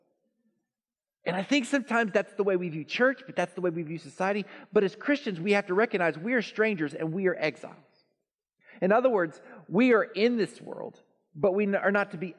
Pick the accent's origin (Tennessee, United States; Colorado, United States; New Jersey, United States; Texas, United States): Texas, United States; also born or lived in Lawton, Oklahoma; I'm a Texan. Proud Texan